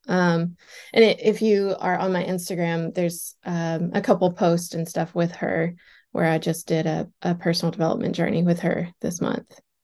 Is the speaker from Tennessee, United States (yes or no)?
yes; Cookeville, Tennessee, United States; also born or lived in Nashville, Tennessee; So, I booth rented so many days in Cookville, which is my hometown. That's where I'm originally from